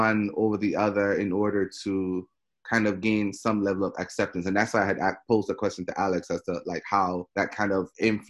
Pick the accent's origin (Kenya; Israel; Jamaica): Jamaica; moved away; I was Jamaican. Well, I am Jamaican.